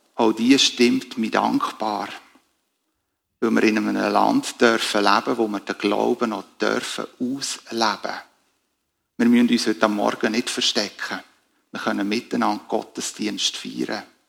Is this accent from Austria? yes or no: no; Switzerland; wir als Schweizer